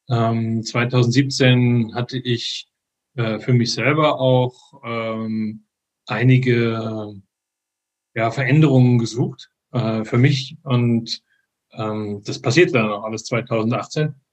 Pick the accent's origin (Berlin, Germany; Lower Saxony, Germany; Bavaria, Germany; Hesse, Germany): Hesse, Germany; Frankfurt; born there; moved away as an adult; Genau, ursprünglich bin ich aber in Frankfurt geboren, ähm, bin mit äh, 25 hier runtergekommen in den Süden.